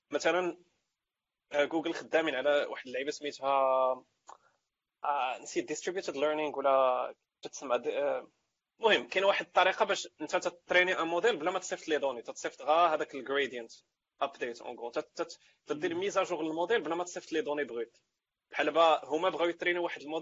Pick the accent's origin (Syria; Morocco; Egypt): Morocco; حنا مغاربه حنا مغاربه